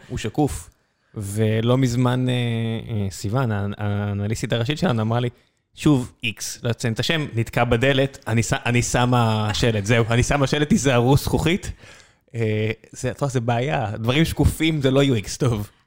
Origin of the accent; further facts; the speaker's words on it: Israel; אני ישראלי